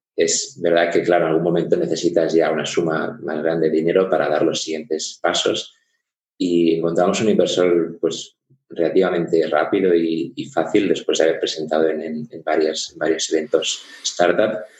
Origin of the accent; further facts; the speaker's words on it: Barcelona, Catalonia, Spain; moved away as an adult; now in Munich, Germany; yo soy, soy de Barcelona, pero ya hace ocho años que, que vivo en Alemania, en Múnich porque soy medio alemán, medio español